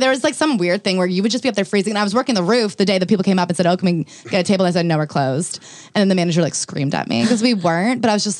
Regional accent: New Jersey, United States; I'm from New Jersey.

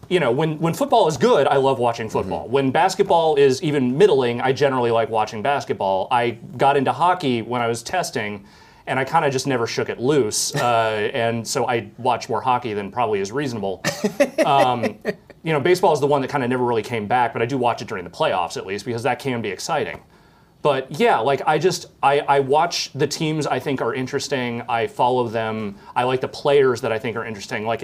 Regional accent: California, United States; Honestly, like I when I grew up in the Bay Area. I was aware of the 49ers.

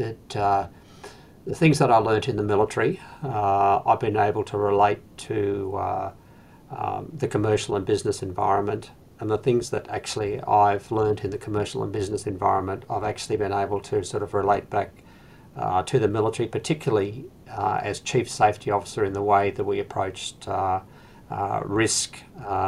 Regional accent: Western New South Wales, Australia; I was actually born and raised in Western New South Wales

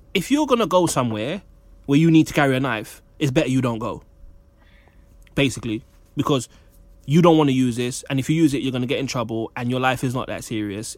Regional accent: Jamaica; as a Jamaican man

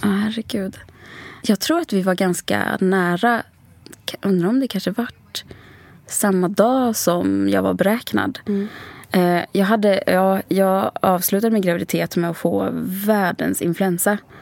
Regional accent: Sweden; also born or lived in Sri Lanka; Eh, och jag var två månader när jag kom till Sverige.

